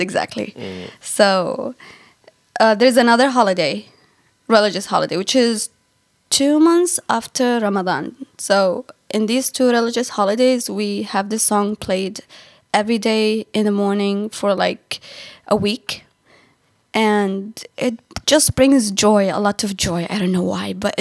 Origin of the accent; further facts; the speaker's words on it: Sana'a, Amanat Al Asimah, Yemen; moved away as an adult; now in China; I'm from Yemen, from the capital city of Yemen, Sana'a.